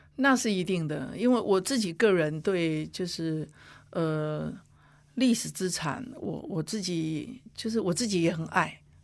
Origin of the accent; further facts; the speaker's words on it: Huwei, Yunlin County, Taiwan; 我自己因为就土生土长互为人嘛